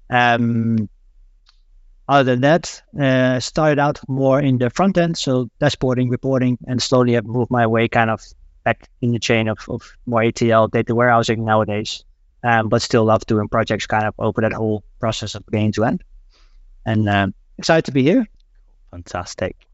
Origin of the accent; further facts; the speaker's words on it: Netherlands; now in Denmark; I am from the Netherlands, but I live in Denmark on the west coast, little town called Kednola.